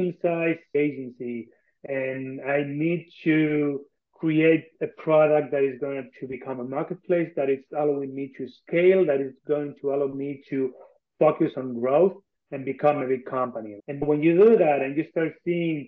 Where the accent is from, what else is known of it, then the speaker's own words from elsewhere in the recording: Argentina; moved away as an adult; I'm from Argentina. I was born and raised here. I spent some time abroad, but then I came back.